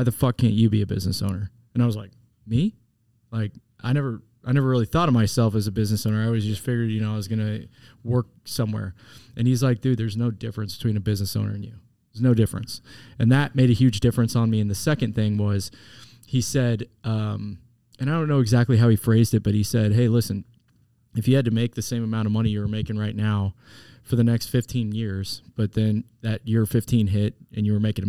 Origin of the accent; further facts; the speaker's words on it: Wichita, Kansas, United States; moved away as an adult; also born or lived in St. Louis, Missouri; now in Kansas City, United States; I'm from Wichita